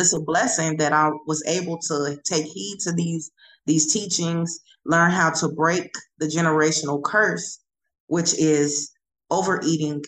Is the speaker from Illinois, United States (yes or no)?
yes; Chicago, Illinois, United States; since I'm from Chicago, I love Chicago food.